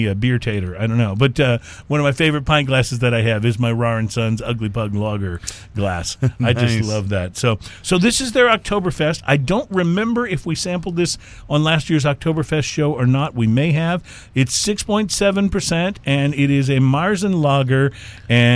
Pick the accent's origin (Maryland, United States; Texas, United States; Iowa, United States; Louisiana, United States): Texas, United States; Houston; we're from the Houston area